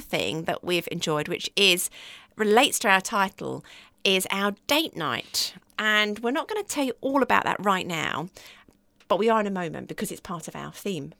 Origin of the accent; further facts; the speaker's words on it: United Kingdom; we're British